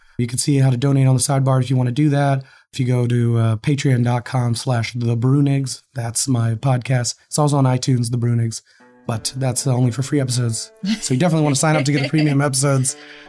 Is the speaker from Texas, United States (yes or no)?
yes; Texas, United States; I grew up poor white in Texas